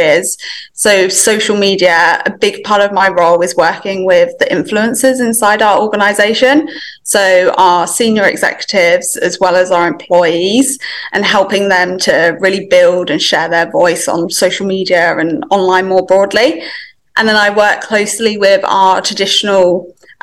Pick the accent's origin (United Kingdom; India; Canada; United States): United Kingdom; England; moved away as an adult; now in Melbourne, Australia; live in Melbourne, Australia, but you could potentially tell from the accent that I'm actually from England. So I moved here about 5 years ago